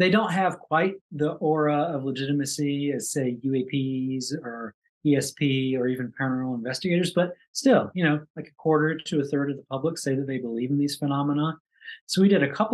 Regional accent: Kentucky, United States; I grew up in Kentucky

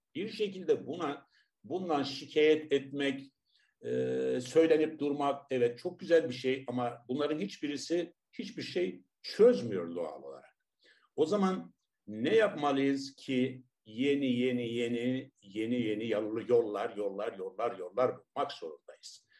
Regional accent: Tarsus, Mersin, Turkey; ben Tarsus doğumluyum.

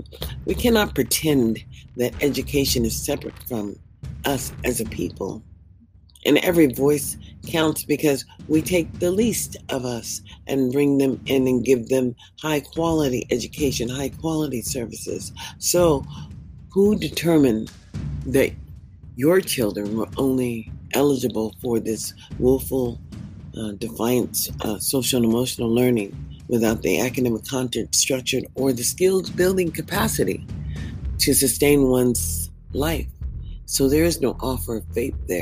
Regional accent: United States; As an American citizen

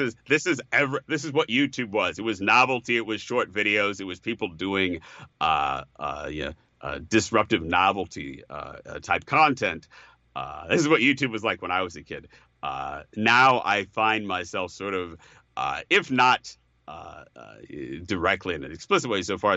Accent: Chicago, Illinois, United States; growing up in Chicago

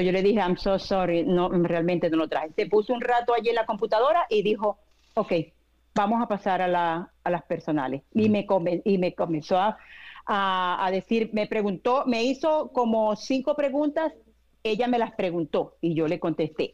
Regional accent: Venezuela; now in United States; yo soy de Venezuela, cuando yo estaba en Venezuela

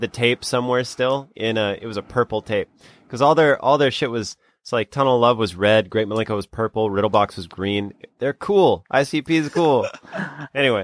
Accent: South Dakota, United States; my home state of South Dakota

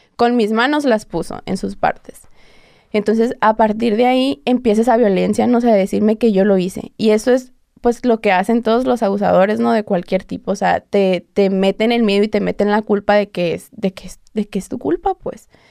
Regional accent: Hermosillo, Sonora, Mexico; yo soy de Hermosillo

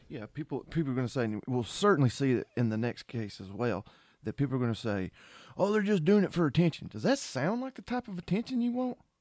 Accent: Georgia, United States; born and raised in Georgia

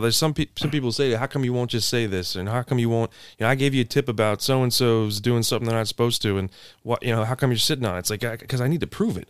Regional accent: Anne Arundel County, outside of Annapolis, Maryland, United States; I'm from Anne Arundel County, outside of Annapolis

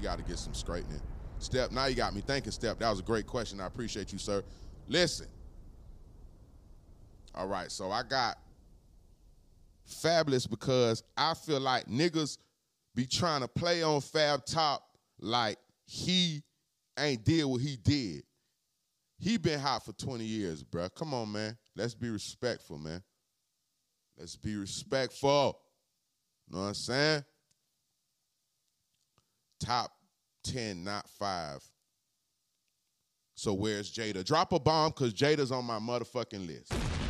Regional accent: Inglewood, California, United States; also born or lived in Harlem; I was born in Harlem, raised in Inglewood, California.

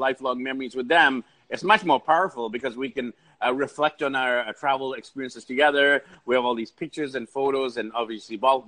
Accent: Vancouver, British Columbia, Canada; I'm actually from Vancouver, BC, Canada

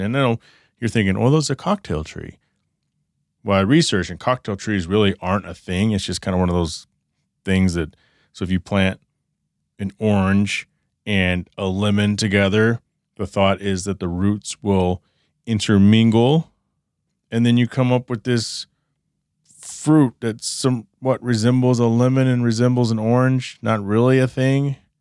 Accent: Texas, United States; now in southwest United States; I grew up in Texas

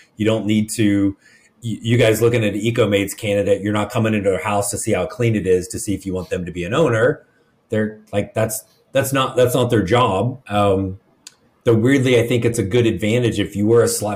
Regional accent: Midwest, United States; now in the South, United States; I grew up in the Midwest

